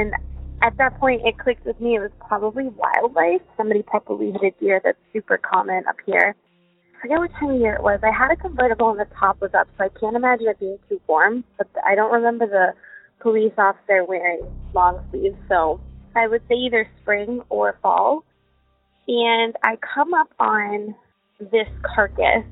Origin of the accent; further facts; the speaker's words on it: Worcester, Massachusetts, United States; I grew up in Worcester, which is the biggest metropolitan city in New England next to Boston.